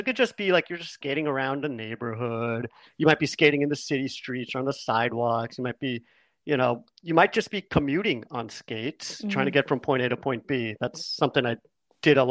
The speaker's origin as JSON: {"language": "English", "region": "New York", "country": "United States", "tie": "born or raised there", "said": "born and raised in New York, I grew up here"}